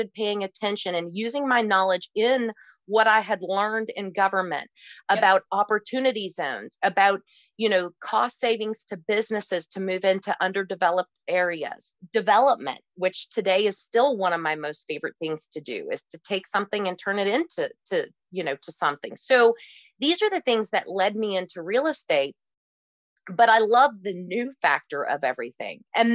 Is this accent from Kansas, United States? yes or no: no; Kentucky, United States; I come from Kentucky